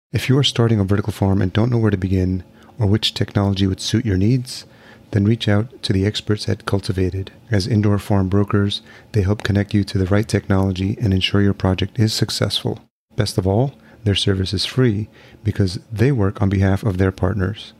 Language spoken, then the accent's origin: English; Yonkers, New York, United States; moved away as an adult; now in Minneapolis, United States; I'm originally from New York. I grew up in Yonkers, New